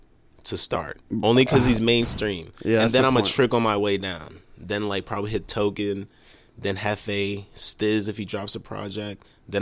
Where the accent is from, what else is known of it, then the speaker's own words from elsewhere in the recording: Haiti; now in Boston, United States; I'm not even from here. I'm from Haiti originally.